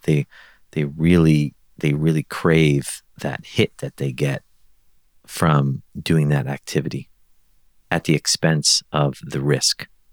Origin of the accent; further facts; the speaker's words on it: New York City, New York, United States; moved away; I grew up in Brooklyn